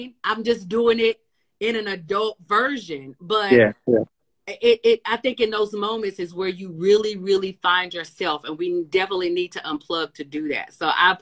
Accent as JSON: {"language": "English", "region": "rural North Carolina", "country": "United States", "tie": "born or raised there", "said": "I was born in North Carolina in a very, very tiny little small town in rural North Carolina. So it was trees and breeze"}